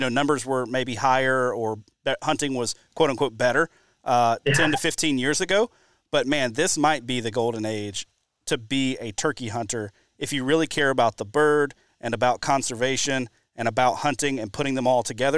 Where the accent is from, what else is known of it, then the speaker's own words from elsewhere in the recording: Mobile, Alabama, United States; now in Wisconsin, United States; I grew up in the Southeast, grew up in the deep South. I grew up in Mobile.